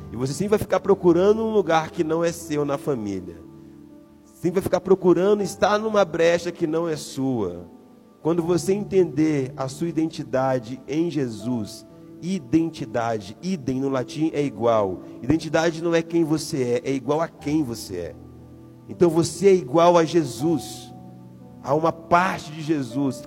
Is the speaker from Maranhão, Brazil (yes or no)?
yes; São Luís, Maranhão, Brazil; moved away; Eu sou de São Luís do Maranhão